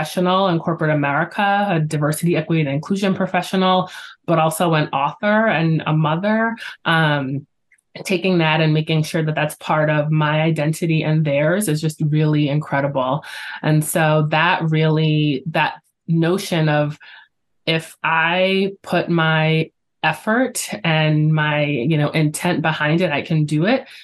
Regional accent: New York, United States; I am a New Yorker at heart and I'm very proud

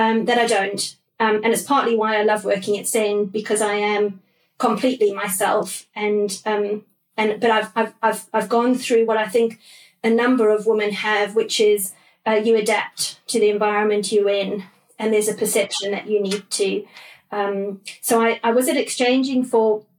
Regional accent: South Africa; moved away as an adult; also born or lived in London; now in United Kingdom; So when I first came over from South Africa, it was early 2000. I grew up in South Africa

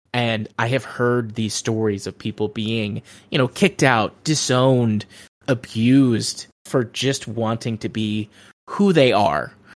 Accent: United States; especially as an American

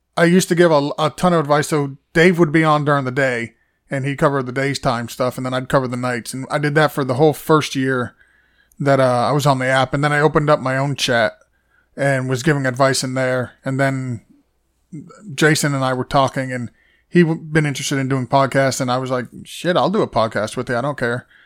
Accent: Massachusetts, United States; now in Florida, United States; I was born in Massachusetts.

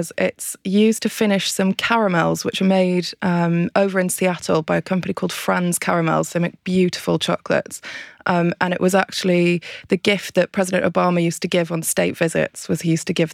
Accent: Anglesey, Wales, United Kingdom; I'm from Anglesey. We make it up in Anglesey

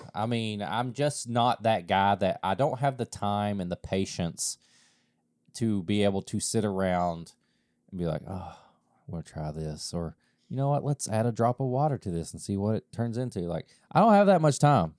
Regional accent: East Kentucky, United States; growing up in East Kentucky

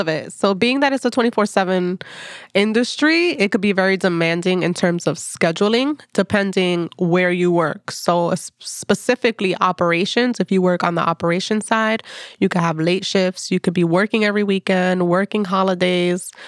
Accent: Passaic, New Jersey, United States; now in Jersey City, United States; I am from Passaic, New Jersey. That's where I grew up

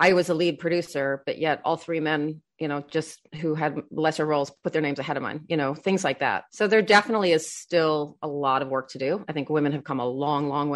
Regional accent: Australia; I grew up in Australia

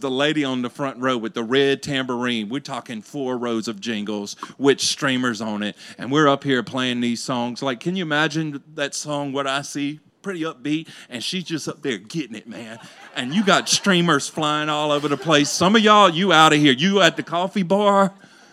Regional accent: Louisiana, United States; I grew up in Louisiana.

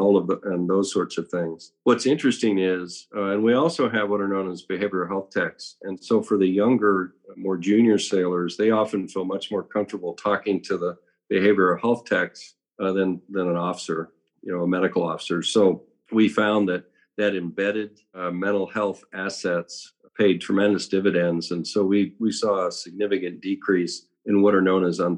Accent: San Diego, California, United States; I grew up in San Diego

